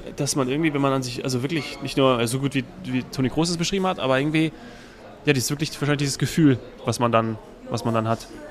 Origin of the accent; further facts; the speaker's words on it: Hesse, Germany; als Hesse